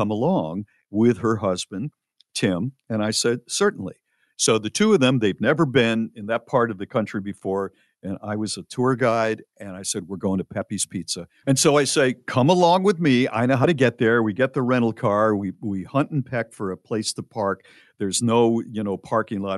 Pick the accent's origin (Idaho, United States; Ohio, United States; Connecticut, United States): Connecticut, United States; New Haven; moved away; I am from New Haven, Connecticut originally